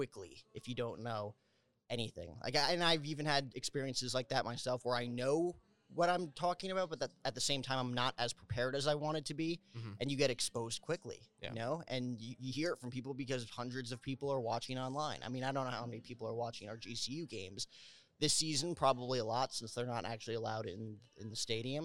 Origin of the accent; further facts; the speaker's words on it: New Jersey, United States; I grew up with Michael Kay on the YES Network for New York Yankees baseball growing up in New Jersey, right outside Manhattan.